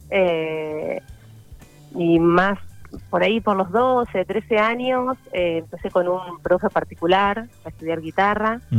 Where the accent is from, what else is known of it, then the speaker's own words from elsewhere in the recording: General Pico, La Pampa, Argentina; born there; Sí, nací acá, en General Pico.